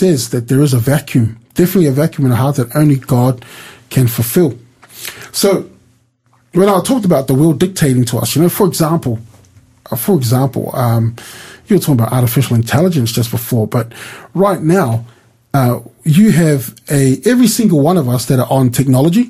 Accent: New Zealand; I was born in New Zealand.

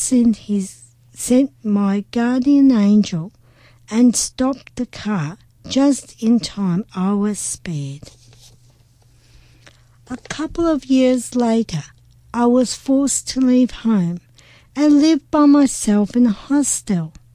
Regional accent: Brisbane, Queensland, Australia; I was born in Brisbane, Queensland, in the Royal Brisbane Hospital in 1960.

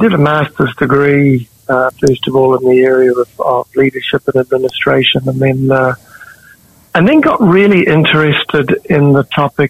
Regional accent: Christchurch, Canterbury, New Zealand; also born or lived in Victoria, Australia / East Africa; I was born in Christchurch, South New Zealand, and grew up in a number of different places. My parents shifted to Victoria, Australia when I was fairly young, and then on to East Africa, where I spent my primary school years, and then back to New Zealand.

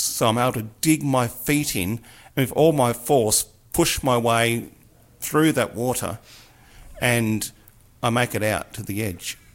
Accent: Mildura, Victoria, Australia; growing up on the Murray in Mildura, where I grew up

